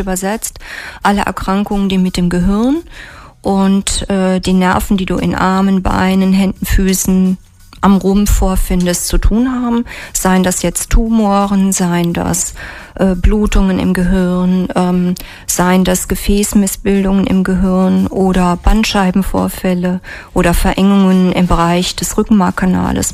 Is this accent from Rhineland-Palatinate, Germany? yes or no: yes; near Trier, Rhineland-Palatinate, Germany; moved away as an adult; also born or lived in Mainz / Fulda / Rhein-Main area; ich bin aufgewachsen in der Nähe von Trier